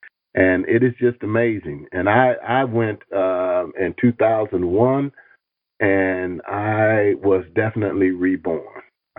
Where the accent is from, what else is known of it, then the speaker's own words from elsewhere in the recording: Tanzania; I'm from Tanzania, rather, excuse me, to teach Kiswahili here for years.